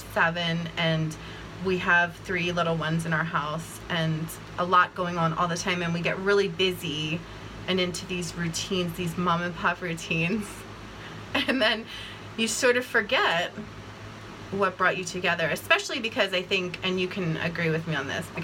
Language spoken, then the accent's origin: English; Bucks County, Pennsylvania, United States; I grew up in Bucks County